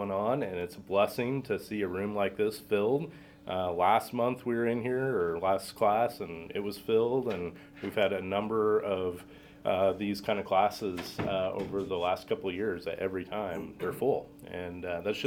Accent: Montana, United States; moved away as an adult; now in St. Louis, United States; I grew up in Montana because my dad relocated there after college

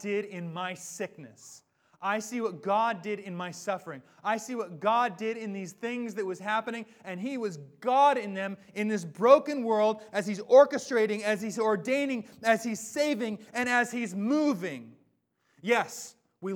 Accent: Washington, United States; I'm from Washington. This is home.

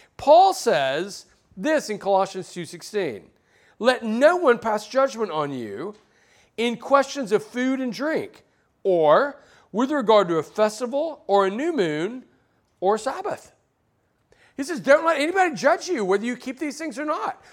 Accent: Alabama, United States; now in Southern California, United States; I grew up in Alabama

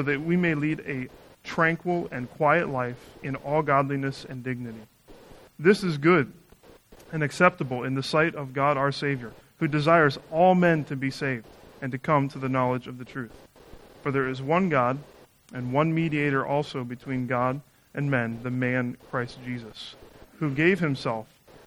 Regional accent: Northeast Ohio, United States; moved away as an adult; also born or lived in Chicago; now in Chicago area, United States; I grew up in Northeast Ohio

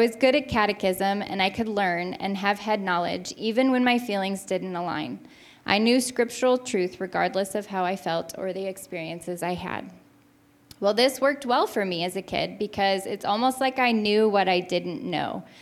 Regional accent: St. Louis, Missouri, United States; also born or lived in Kirksville, Missouri; I grew up in West County, in a West County church

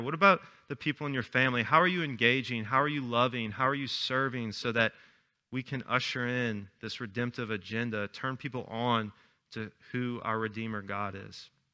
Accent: Chalmette, Louisiana, United States; 'cause I'm from Shalmet.

